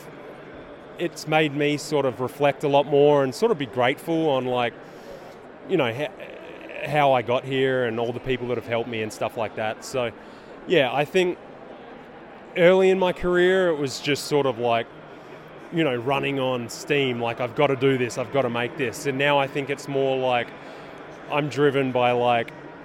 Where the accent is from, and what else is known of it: Australia; now in United States